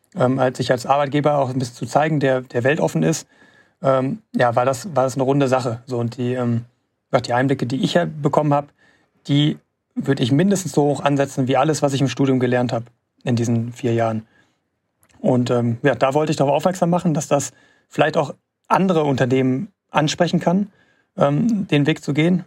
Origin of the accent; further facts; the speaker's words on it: Gelsenkirchen, North Rhine-Westphalia, Germany; in meiner Heimatstadt da in Gelsenkirchen